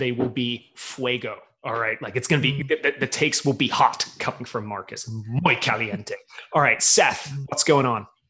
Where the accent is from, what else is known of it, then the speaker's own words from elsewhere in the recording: United Kingdom; I'm just, I'm ready to be disappointed because I'm British. You may not know it because I don't sound like it, but my people crave disappointment.